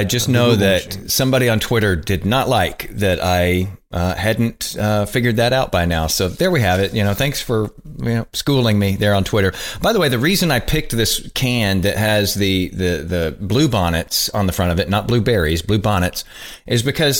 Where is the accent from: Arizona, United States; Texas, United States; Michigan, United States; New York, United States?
Texas, United States; I'm from Texas.